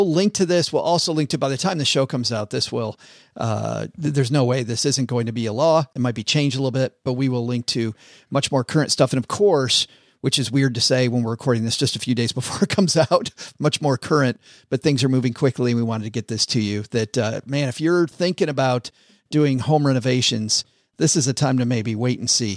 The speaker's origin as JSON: {"language": "English", "town": "Kalamazoo", "region": "Michigan", "country": "United States", "tie": "born or raised there", "said": "my hometown of Kalamazoo"}